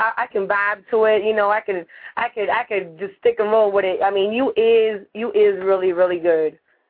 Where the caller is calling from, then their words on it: Miami, Florida, United States; I'm calling from Miami, Florida.